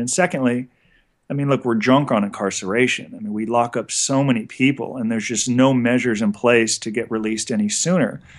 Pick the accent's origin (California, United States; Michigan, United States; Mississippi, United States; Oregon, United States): California, United States; Los Angeles; So I grew up in Encino, California, which is a, a Jewish enclave about twenty minutes outside of Los Angeles